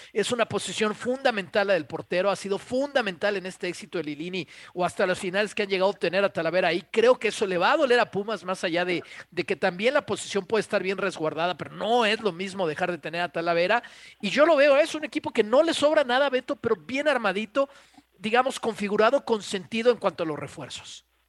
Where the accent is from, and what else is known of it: Mexico